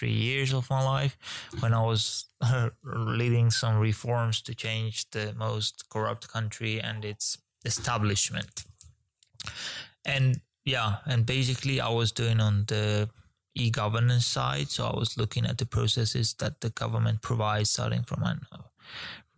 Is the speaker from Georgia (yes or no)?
yes; Georgia; moved away; also born or lived in Ukraine; I'm originally from Georgia.